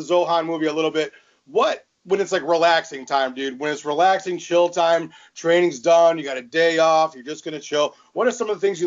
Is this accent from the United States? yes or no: yes; Michigan, United States; born and bred in Michigan